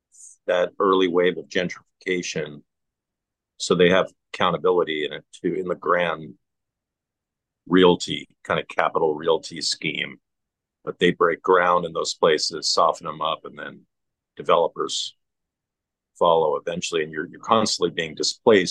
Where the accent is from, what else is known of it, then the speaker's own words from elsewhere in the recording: Canada; as a Canadian